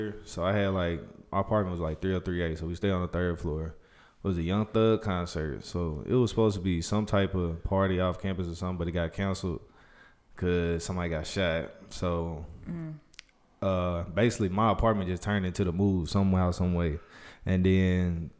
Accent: Huntsville, Alabama, United States; I'm from Huntsville

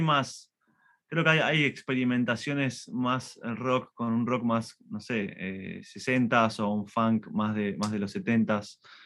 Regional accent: Argentina; nosotros somos argentinos

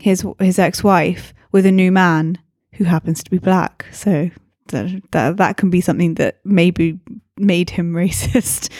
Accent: England, United Kingdom; now in Scotland, United Kingdom; I'm English

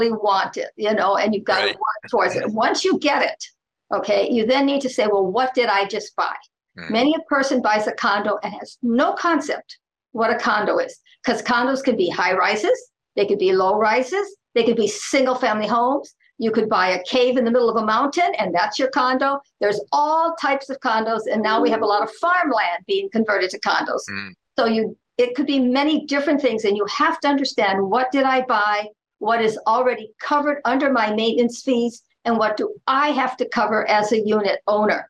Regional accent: Oahu, Hawaii, United States; I was born and raised on Oahu, and I still live on Oahu

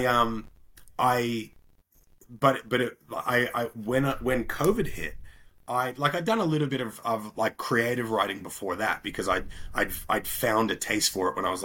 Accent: Bermuda; moved away; also born or lived in Australia; I grew up in Bermuda, which is a little island just above the Caribbean

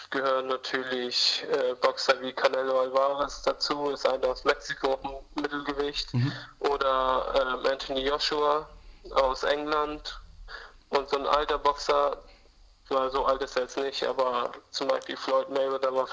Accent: Armenia; ich verbinde mit Kreta einfach ähm, meine Heimat in Armenien, wo ich leider nicht hin kann, mhm. aufgrund der Wehrpflicht.

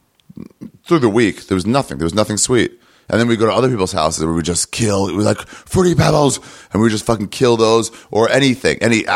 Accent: Silver Spring, Maryland, United States; Silver Spring, Maryland.

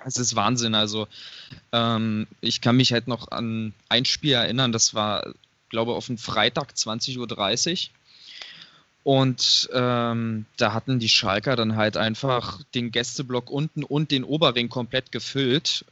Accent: Hennigsdorf, Brandenburg, Germany; bin gebürtiger Hennigsdorfer

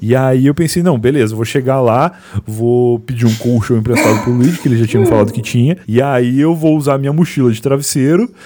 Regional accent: town next to Pelotas, Rio Grande do Sul, Brazil; now in São Paulo, Brazil; do lado da cidade onde eu nasci

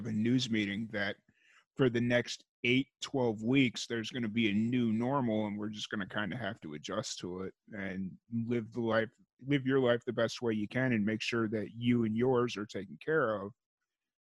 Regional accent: Chicago, Illinois, United States; moved away as an adult; growing up in Chicago

